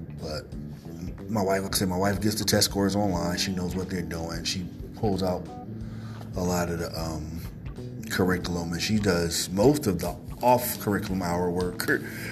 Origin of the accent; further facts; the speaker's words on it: East Coast, United States; now in Chicago area, United States; I'm currently in the Midwest, although I'm originally from the East Coast.